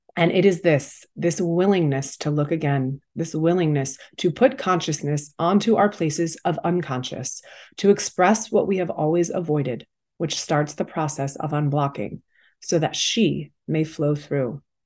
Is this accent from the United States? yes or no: yes; Massachusetts, United States; now in New York City, United States; I am from Massachusetts originally